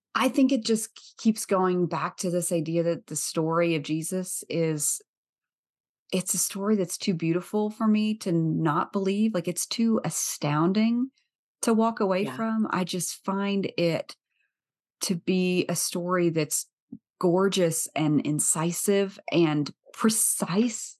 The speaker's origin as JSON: {"language": "English", "region": "the South", "country": "United States", "tie": "born or raised there", "said": "I grew up in the South"}